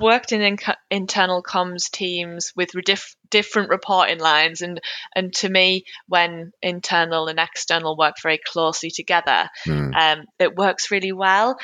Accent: North East England, United Kingdom; accent: northeastern; now in Newcastle, United Kingdom; I'm currently in Newcastle, if you couldn't tell from my northeastern accent

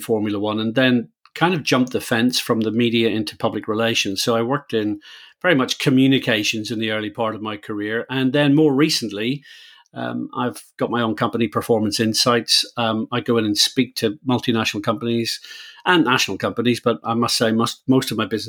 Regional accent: Belfast, Northern Ireland, United Kingdom; Yeah, I think as a very white-skinned Irish person, I grew up in Belfast.

